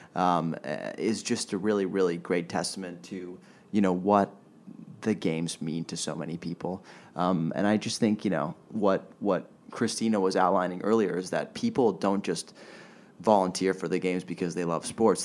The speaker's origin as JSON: {"language": "English", "country": "Switzerland", "tie": "born or raised there", "moved": "as an adult", "lives_now": "Los Angeles, United States", "said": "growing up in Switzerland"}